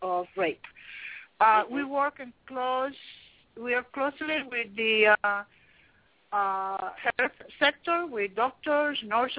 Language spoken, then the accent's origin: English; Liberia; We are, and I say we because for some reason I feel like, you know, I am from Liberia.